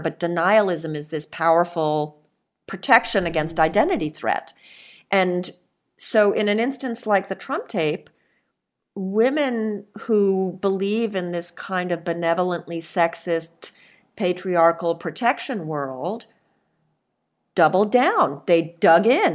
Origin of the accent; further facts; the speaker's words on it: Bahamas; I'm part Lebanese and I grew up in the Bahamas